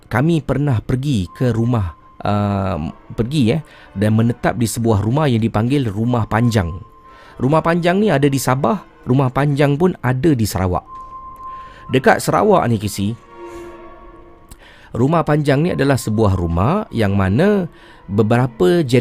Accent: Singapore; now in Brunei; Saya orang Singapura kisi. Duduk sini dah 11 tahun.

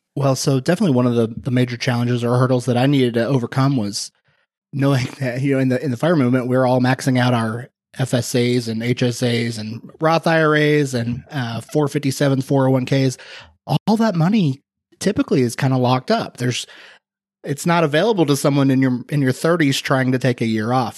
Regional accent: Indiana, United States; moved away; my hometown in Indiana

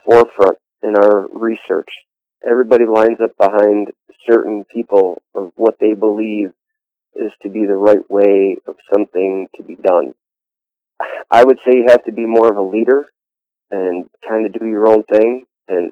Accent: Chautauqua County, New York, United States; I'm from Chautauqua County, New York

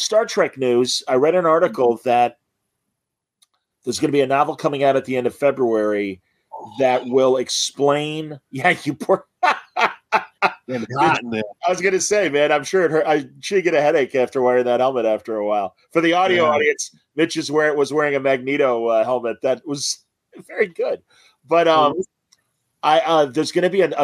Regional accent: Illinois, United States; I'm from Illinois

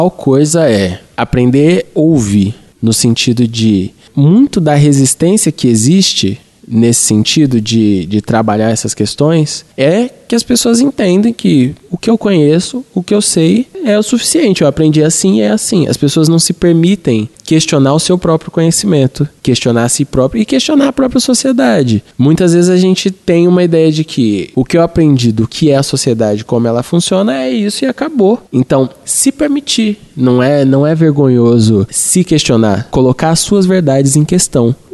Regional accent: São Paulo, Brazil; temos uma origem social muito parecida. Eu sou do Capão, você é ali de perto do Grajaú.

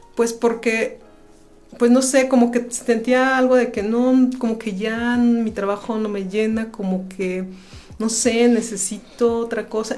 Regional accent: Querétaro, Mexico; also born or lived in Guanajuato; aunque mi acta de nacimiento es de, de Guanajuato, siempre, desde que nací he vivido aquí en Querétaro y toda mi familia es queretana

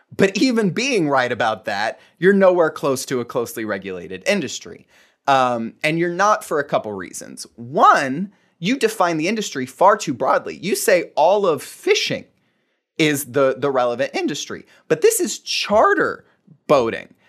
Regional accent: Fort Myers, Florida, United States; I was born and raised in Fort Myers, Florida.

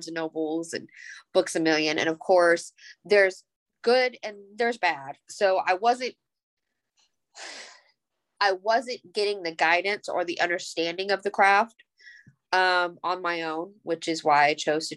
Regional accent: Georgia, United States; I'm from the Georgia area

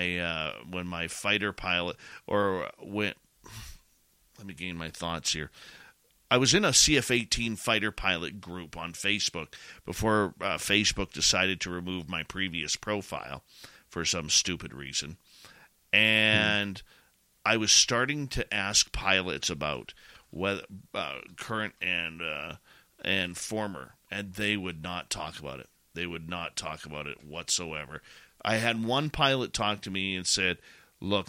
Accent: Canada; being Canadian

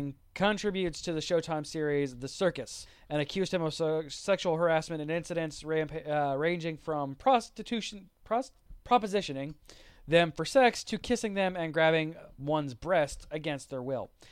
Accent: Tampa, Florida, United States; I'm from Tampa Bay, Florida

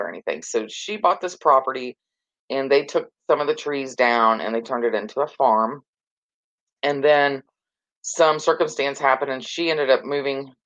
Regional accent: North Carolina, United States; moved away; also born or lived in Ohio; I lived in Ohio for many, many years, and then we decided 4 years ago to move back here, you know, to my home state

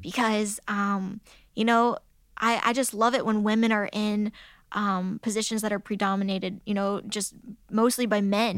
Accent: United States; growing up in America.

